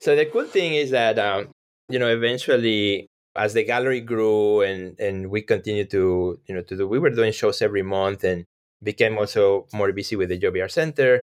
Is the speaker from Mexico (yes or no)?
yes; Mexico; English is a second language; moved away; I grew up in Mexico, so English is my second language.